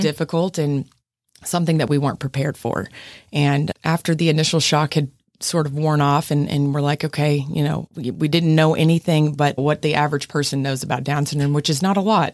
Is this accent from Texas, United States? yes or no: yes; Midland, Texas, United States; moved away as an adult; also born or lived in Fort Worth, Texas; now in San Antonio, United States; I'm from Midland